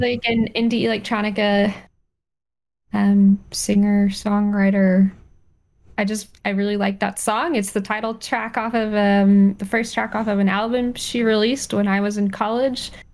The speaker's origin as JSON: {"language": "English", "region": "Colorado", "country": "United States", "tie": "born or raised there", "moved": "yes", "said": "I, spent some time growing up in Colorado, and sage is everywhere"}